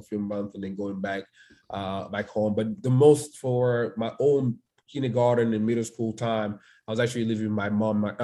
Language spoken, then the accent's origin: English; Dakar, Senegal; English is a second language; moved away as an adult; now in United States; I was born in Dakar